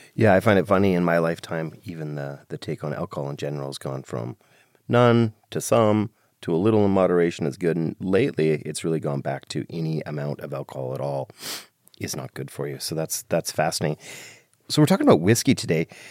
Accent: Ireland; I'm Irish

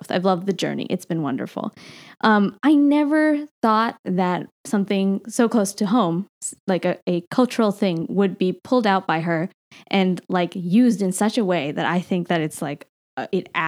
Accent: India; I guess I, I'm allowed to because I'm Indian.

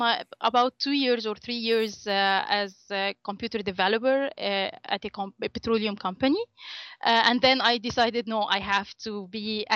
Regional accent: Egypt; first language Arabic; English is a second language; moved away as an adult; now in United States; I grew up in Egypt.

